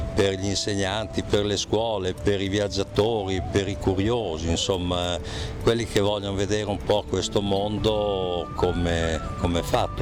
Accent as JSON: {"language": "Italian", "town": "Bologna", "region": "Emilia-Romagna", "country": "Italy", "said": "l'ho fatto insieme a mia moglie, siamo di Bologna"}